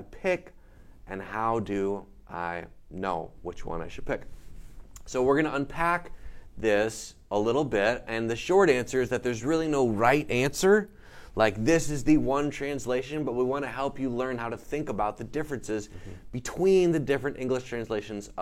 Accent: the North, United States; I'm from the North, Northerner.

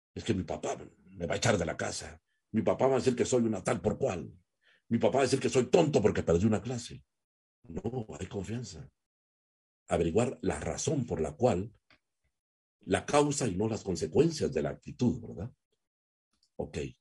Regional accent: Guatemala

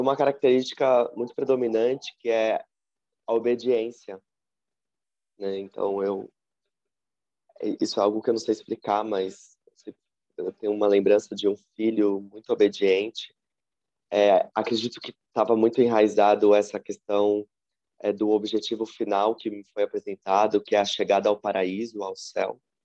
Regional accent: São Paulo, Brazil; Eu atualmente moro e nasci em São Paulo

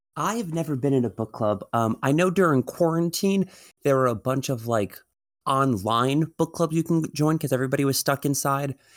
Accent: New York, United States; I'm from New York

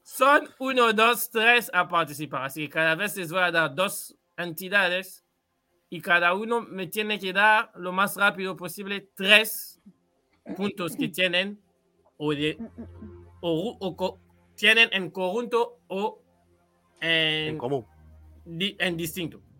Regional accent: Kinshasa, DR Congo; moved away; yo soy de Kinshasa, que en Uruguay sería como estar en Montevideo

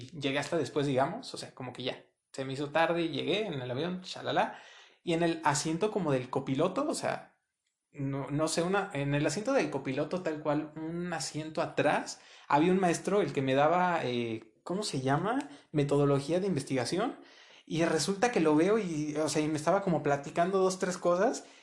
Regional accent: Puebla, Mexico; now in San Luis, Mexico; aquí en San Luis llevo año y medio, dos años aproximadamente, vengo de Puebla, de un estado que queda en carro como unas seis, siete horas de aquí.

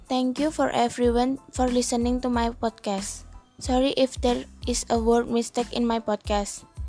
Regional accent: Semarang, Central Java, Indonesia; I am from Semarang.

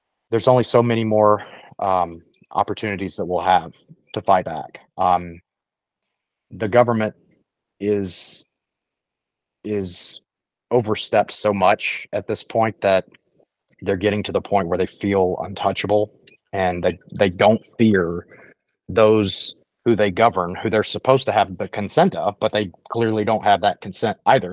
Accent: United States; an American citizen

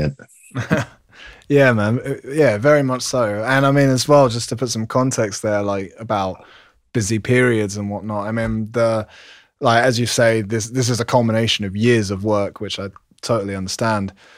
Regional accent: London, United Kingdom; London, England, where I'm from

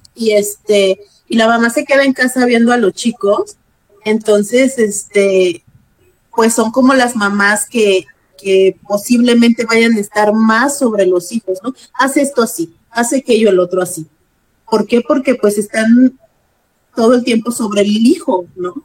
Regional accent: Guerrero, Mexico; Yo como soy del estado de Guerrero, allá se acostumbra el arroz así

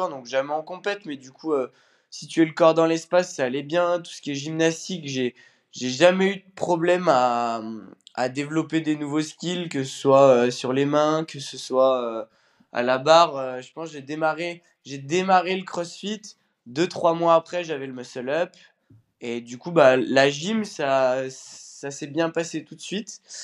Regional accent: Bourgoin-Jallieu, Auvergne-Rhône-Alpes, France; Je viens de Bourgoin-Jailleux, à côté de Lyon

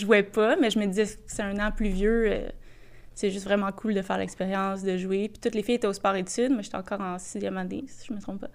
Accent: Boisbriand, Quebec, Canada; je venais de Bobriand

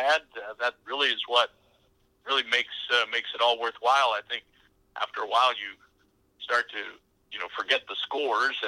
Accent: Central Indiana, United States; I grew up in Central Indiana, which was a hotbed for the Cincinnati Reds

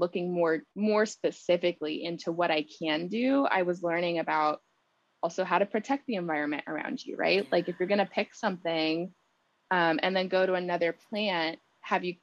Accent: San Antonio, Texas, United States; That's my hometown as well

